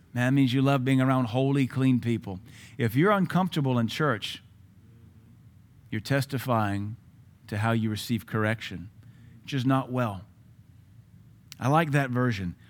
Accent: Baton Rouge, Louisiana, United States; when I grew up in Baton Rouge

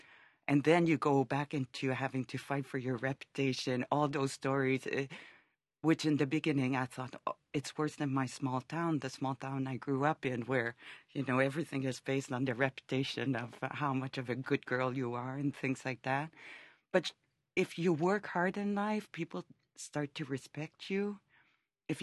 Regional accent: Canada; And being Canadian, I never understood how people could go those extremes.

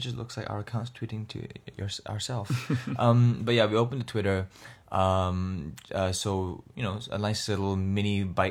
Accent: Singapore; growing up, especially growing up in Singapore

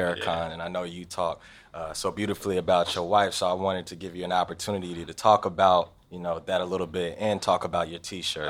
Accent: Forestville, Maryland, United States; I come from Forestville, Maryland, which is right outside of D C

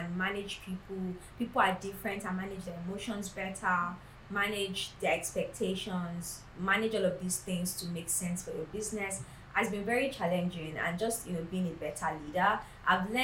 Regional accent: Nigeria; growing up in Nigeria

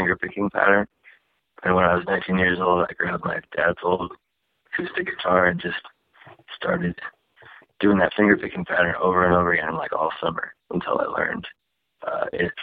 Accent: Dallas Center, Iowa, United States; moved away as an adult; also born or lived in Des Moines, Iowa; now in Los Angeles, United States; I'm actually from Iowa. I was born in Des Moines, Iowa, and I grew up in a small town outside of there. It was about 1,200 people or so. 1500 called Dallas Center, Iowa

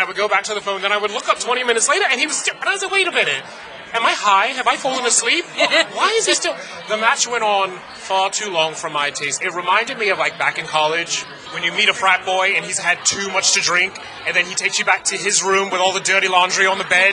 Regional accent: England, United Kingdom; I'm English

